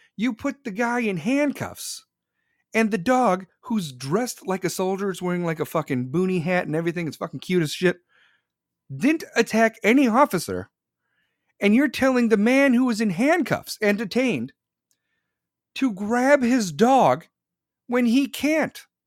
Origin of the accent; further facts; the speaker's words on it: Chicago, Illinois, United States; I'm from Chicago